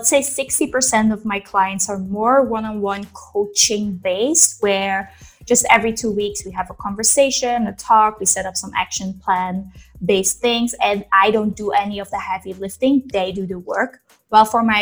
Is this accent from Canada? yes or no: no; Belgium; moved away as an adult; I'm originally from Belgium, but I've lived in, let's say, 30 different countries in those years